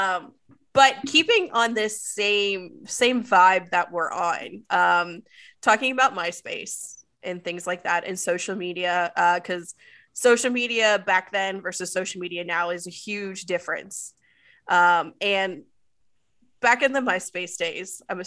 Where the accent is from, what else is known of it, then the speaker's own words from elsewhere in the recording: Maryland, United States; I grew up in Maryland